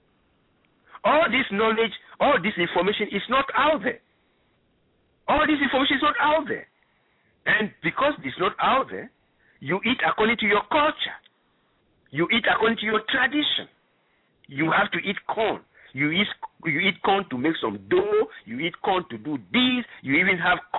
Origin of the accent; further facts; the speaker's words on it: Ghana; moved away; I'm originally from Ghana